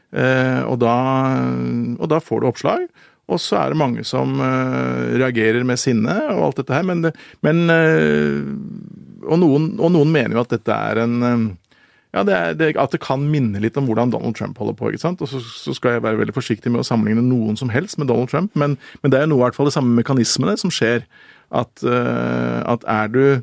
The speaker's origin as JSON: {"language": "Norwegian", "region": "Oslo", "country": "Norway", "tie": "born or raised there", "said": "jeg vokste opp på Manglerud"}